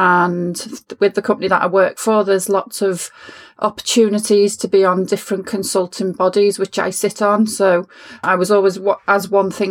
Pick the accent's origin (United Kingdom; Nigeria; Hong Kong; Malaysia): United Kingdom; Liverpool, North West England; I grew up in Liverpool in the 1970s